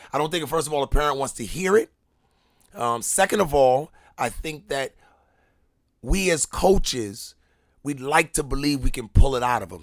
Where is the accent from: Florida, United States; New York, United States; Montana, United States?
New York, United States; moved away; I'm from New York